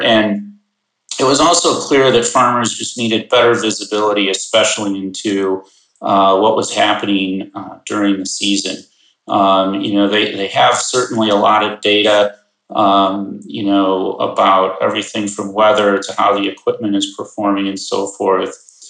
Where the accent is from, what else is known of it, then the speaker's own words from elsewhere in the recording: Chicagoland suburbs, Illinois, United States; I grew up in the Chicagoland suburbs